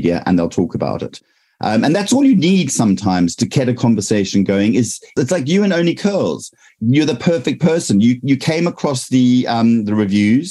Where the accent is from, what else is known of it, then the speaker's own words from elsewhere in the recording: South Africa; now in United Kingdom; I'm from South Africa. So I have a past life in South Africa, but now I'm here